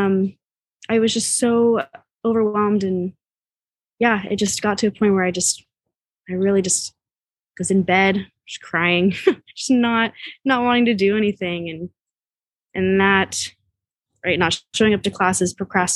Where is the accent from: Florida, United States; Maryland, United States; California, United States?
California, United States; the Bay Area; I grew up in the Bay